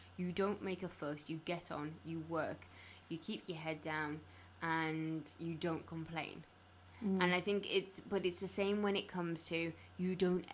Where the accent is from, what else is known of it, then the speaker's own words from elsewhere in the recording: Carlisle, North West England, United Kingdom; when I was growing up in Carlisle